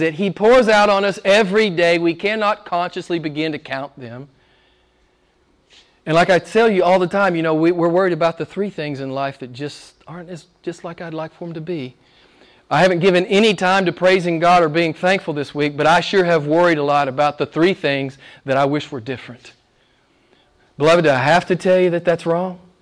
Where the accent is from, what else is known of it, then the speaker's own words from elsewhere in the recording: United States; moved away; my home state back in the U.S.